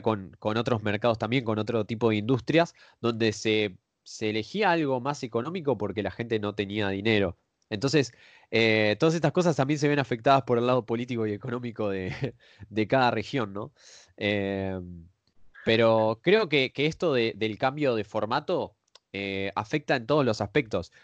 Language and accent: Spanish; Argentina; los que somos de Argentina